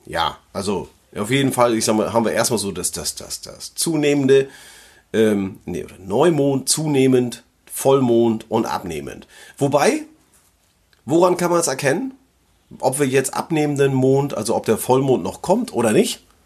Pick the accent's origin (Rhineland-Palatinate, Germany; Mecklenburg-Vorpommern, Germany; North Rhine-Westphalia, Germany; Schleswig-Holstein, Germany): Schleswig-Holstein, Germany; Flensburg; hier bei uns in Flensburg